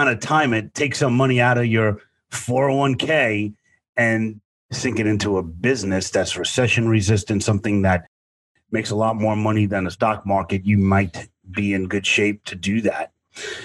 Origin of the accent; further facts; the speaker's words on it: New York City, New York, United States; way, way far away from Brooklyn, New York, where I grew up